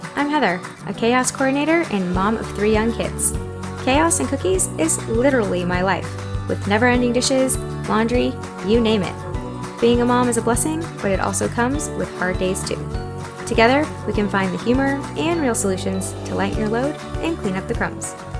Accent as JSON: {"language": "English", "town": "Spring", "region": "Texas", "country": "United States", "tie": "born or raised there", "also_born_or_lived": "Tampa, Florida", "moved": "as an adult", "said": "I am from Houston, Texas. And if you're familiar with that area, really from Spring, Texas. And I grew up there my whole life until I was eighteen"}